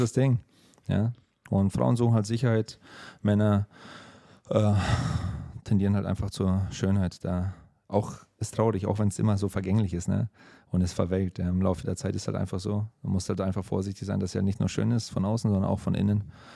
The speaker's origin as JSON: {"language": "German", "country": "Germany", "moved": "yes", "said": "bei uns in Deutschland"}